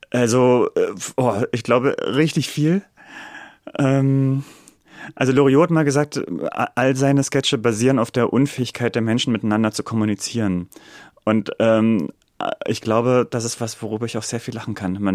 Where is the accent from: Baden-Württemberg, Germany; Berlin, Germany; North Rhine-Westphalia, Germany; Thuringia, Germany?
Berlin, Germany; Also ich bin Berliner, ich bin in Berlin geboren.